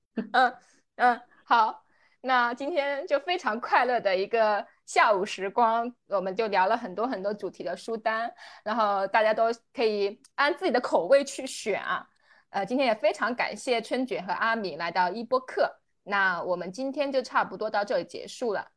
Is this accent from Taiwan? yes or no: no; Huzhou, Zhejiang, China; accent: Wu; 我是浙江湖州人，然后我的话是吴语派